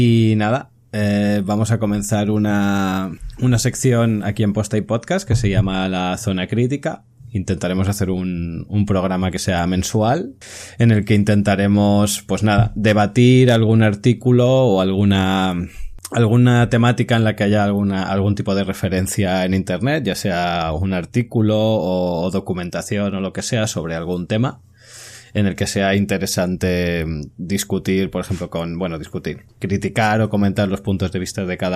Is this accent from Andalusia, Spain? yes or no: no; Catalonia, Spain; soy, catalán, soy catalán